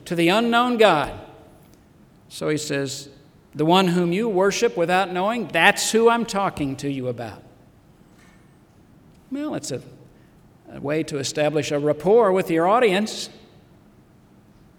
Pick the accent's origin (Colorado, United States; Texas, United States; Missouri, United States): Missouri, United States; moved away; I was originally from the state of Missouri. I was born in Missouri